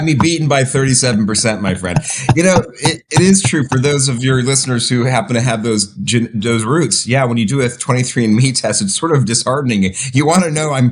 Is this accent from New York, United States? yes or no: no; Los Angeles, California, United States; Born and raised in Los Angeles. In fact, other than my grad school days, I've lived in Los Angeles my entire life.